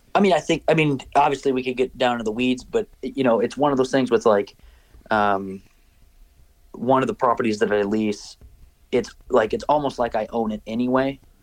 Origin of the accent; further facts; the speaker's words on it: Minnesota, United States; growing up in Minnesota and hunting on public land